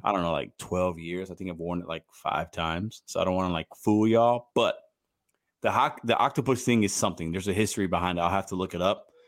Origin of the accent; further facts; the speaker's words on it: Chicago, Illinois, United States; also born or lived in Puerto Rico; now in St. Louis, United States; I'm from Chicago, but I live in Saint Louis.